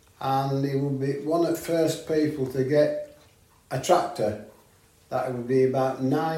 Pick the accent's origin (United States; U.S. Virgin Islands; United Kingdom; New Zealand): United Kingdom; Long Preston, Yorkshire and the Humber; Long Preston, till I was 14.